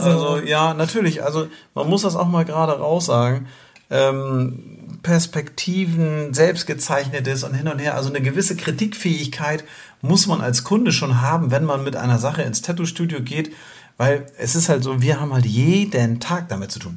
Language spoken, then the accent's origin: German; near Flensburg, Schleswig-Holstein, Germany; wir sind ja aus der Nähe von Flensburg. Ähm, so norddeutsche Lichter und äh, naja, und, und Zugewanderte.